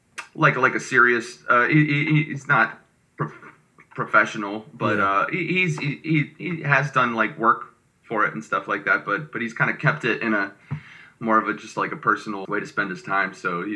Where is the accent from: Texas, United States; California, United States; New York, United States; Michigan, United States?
Michigan, United States; also born or lived in Florida; now in Los Angeles, United States; I grew up in Michigan from 10 on, and that's where my dad was originally from, but we lived in Florida for about 7 years from when I was like 3 until 10.